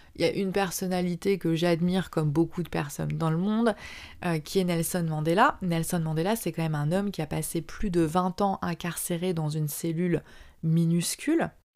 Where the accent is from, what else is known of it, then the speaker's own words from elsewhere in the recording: France; moved away as an adult; also born or lived in Southeast Asia; j'ai quitté la France et que je suis partie vivre en Asie du Sud-Est